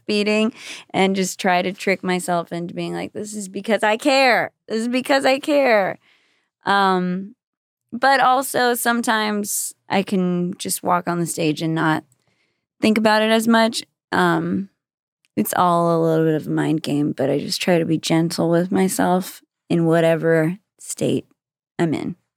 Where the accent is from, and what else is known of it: Austin, Texas, United States; born or raised there; moved away as an adult; also born or lived in Brownsville, Texas / Los Angeles